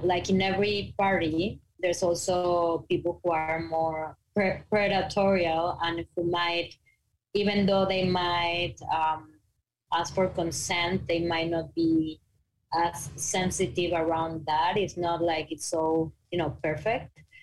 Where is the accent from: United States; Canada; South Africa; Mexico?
Mexico; English is a second language; moved away; I'm from Mexico